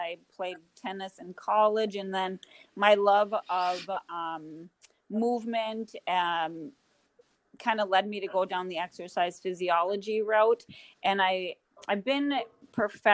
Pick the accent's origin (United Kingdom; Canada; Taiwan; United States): United States; Grand Forks, North Dakota; I'm born and raised in Grand Forks, North Dakota, and that's currently where I still reside